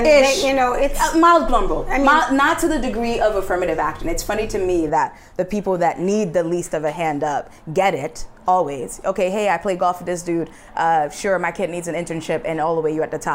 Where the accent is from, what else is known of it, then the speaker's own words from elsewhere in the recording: New York City, New York, United States; I'm from Queens, New York City, very, like, we had all shades of all the colors in all the countries